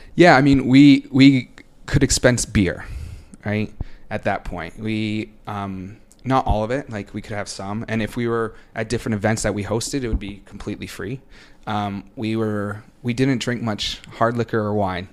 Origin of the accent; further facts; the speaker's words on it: Boston, Massachusetts, United States; moved away as an adult; also born or lived in New York City; I'm originally from Boston, but for the past five years, on or off, I've lived in New York City